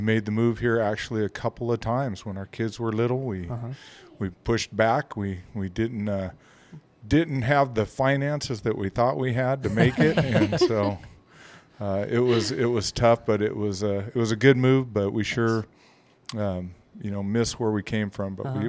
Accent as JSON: {"language": "English", "town": "Quartz Hill", "region": "California", "country": "United States", "tie": "born or raised there", "moved": "yes", "lives_now": "Roswell, Idaho, United States", "said": "I grew up in Quartz Hill, California."}